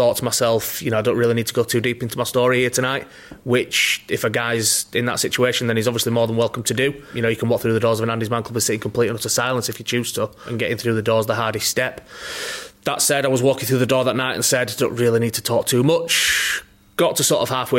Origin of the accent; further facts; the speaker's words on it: Halifax, Yorkshire and the Humber, United Kingdom; moved away; I'm originally from Halifax